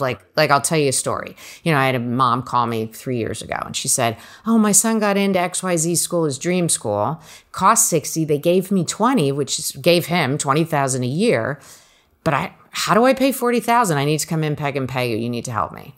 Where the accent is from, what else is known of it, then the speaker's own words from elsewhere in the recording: New Jersey, United States; I grew up in Jersey, so four hours from Cornell